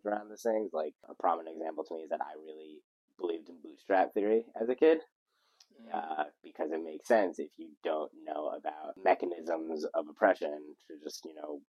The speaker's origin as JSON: {"language": "English", "town": "Lawrence", "region": "New York", "country": "United States", "tie": "born or raised there", "moved": "as an adult", "lives_now": "Israel", "said": "I grew up in Long Island, New York, in a town called Lawrence"}